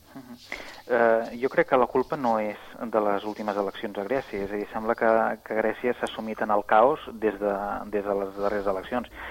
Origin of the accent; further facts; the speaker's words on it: Catalonia, Spain; com a catalans eh, eh, i catalanes